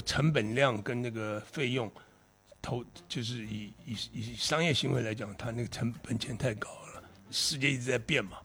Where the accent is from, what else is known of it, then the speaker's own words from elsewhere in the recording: Taiwan; 我小时候也在那边住过， 嗯 就那个那个城市住过。 嗯 那其实台湾很多那个年代都基本很像。